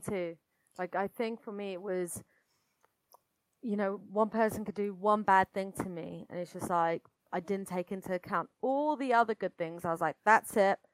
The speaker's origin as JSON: {"language": "English", "country": "United Kingdom", "accent": "British", "said": "you can tell probably from my accent that I'm British"}